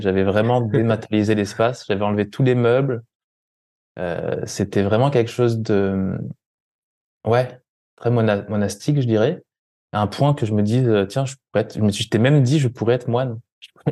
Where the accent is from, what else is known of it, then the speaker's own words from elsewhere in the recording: France; moved away; en France, en, en, Occident, on nous apprend